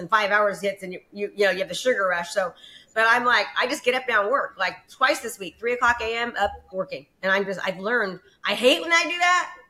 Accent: Concord, California, United States; also born or lived in Antioch, California / Brentwood, California; now in Discovery Bay, United States; In the Bay Area. I was raised in Concord, California

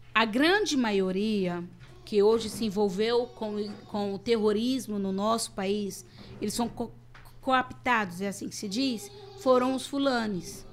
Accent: Brazil; moved away as an adult; now in Burkina Faso; eu enxergo o mundo como uma brasileira

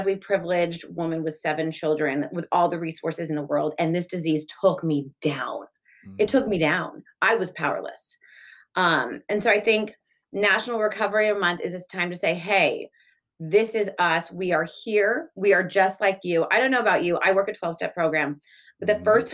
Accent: Laguna Beach, California, United States; also born or lived in Delaware / Los Angeles; I grew up in Orange County, mainly. I was born in Delaware, moved when I was a baby.

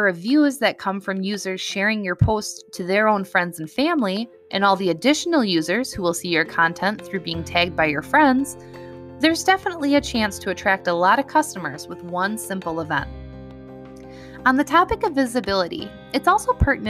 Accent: Wisconsin, United States; So in my hometown, I shop at a local grocery store

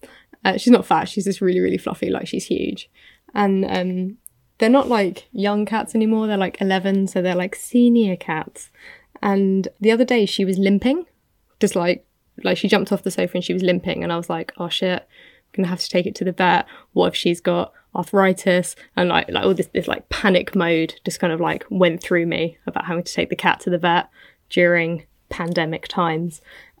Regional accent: United Kingdom; I'm British.

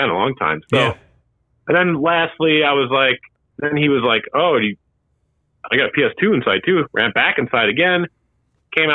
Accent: Wadsworth, Illinois, United States; now in Chicago, United States; my hometown of Wadsworth, Illinois

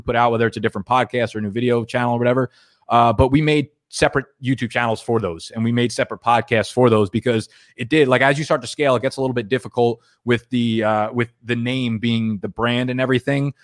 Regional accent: New Jersey, United States; I grew up in New Jersey

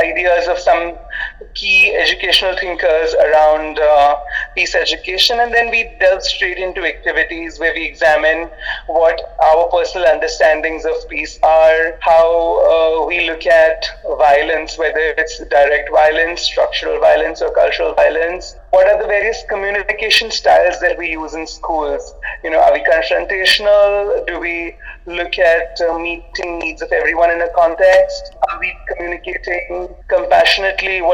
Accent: India; I'm Indian

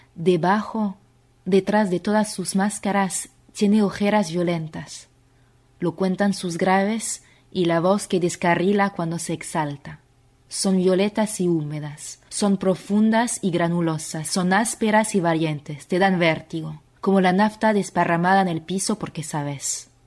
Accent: Paris, Île-de-France, France; Spanish is a second language; moved away as an adult; now in Buenos Aires, Argentina; Vivo en Buenos Aires, Argentina. Argentina es mi país de adopción porque mm, desde hace cinco años, porque yo soy francesa, soy de París.

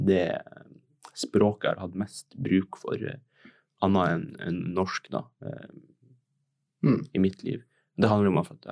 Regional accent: Tromsø, Troms og Finnmark, Norway; now in Oslo, Norway; jeg er 19 år, kommer fra Tromsø. Jeg er født og oppvokst i Tromsø, jeg har bodd her hele livet mitt. Nå har jeg nettopp flytta til Oslo for å studere skuespill på Westerdals.

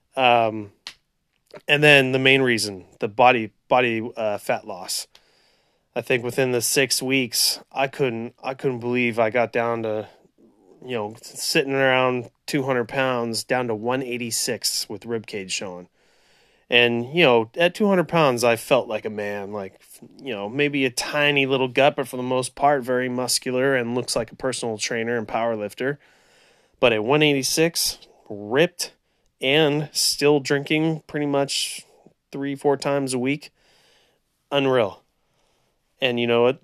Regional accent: Central California, United States; also born or lived in Orange County, California; born and raised in Central California

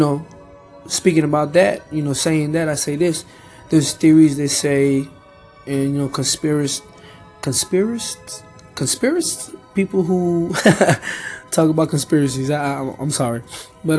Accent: Peru; I'm from Peru.

